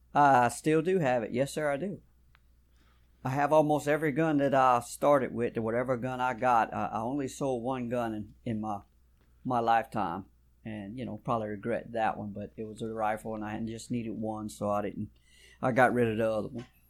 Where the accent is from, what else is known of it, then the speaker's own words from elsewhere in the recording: South Louisiana, United States; I was born and raised right here in South Louisiana, y'all probably can tell from a little bit of my accent